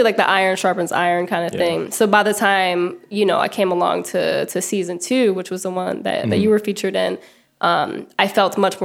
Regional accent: Florissant, Missouri, United States; also born or lived in New Orleans; I'm from Florissant, so Florissant, Ferguson area. And like a lot of St. Louisans

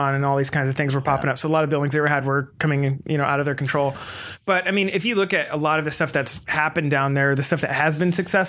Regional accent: Olympia, Washington, United States; now in Seattle, United States; I grew up down in Olympia

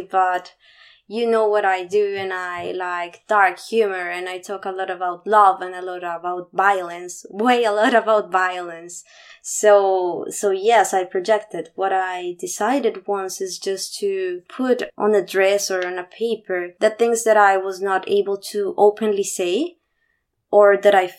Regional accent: Bogotá, Colombia; I was born in Bogota. That was my bubble

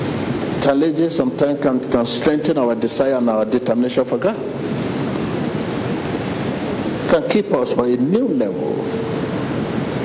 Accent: Nigeria; from Nigeria

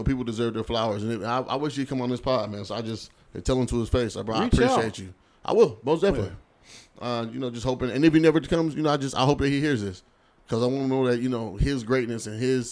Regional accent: Seattle, Washington, United States; I'm from Seattle for real.

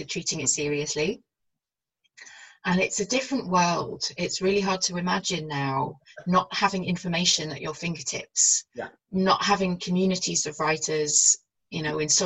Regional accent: North Wales, United Kingdom; I grew up in North Wales and I'm bilingual

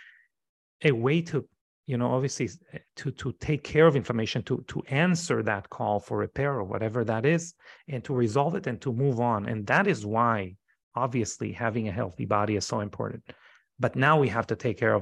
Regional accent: Israel; moved away as an adult; now in United States; I come from Israel. Israel is a very traumatizing society

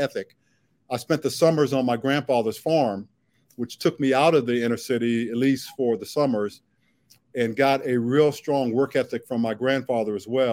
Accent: Washington, District of Columbia, United States; growing up in Southeast

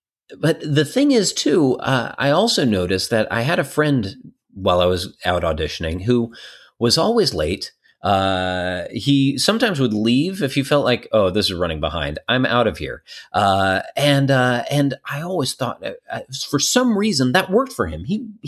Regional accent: Colorado Springs, Colorado, United States; And people I'm from Colorado Springs.

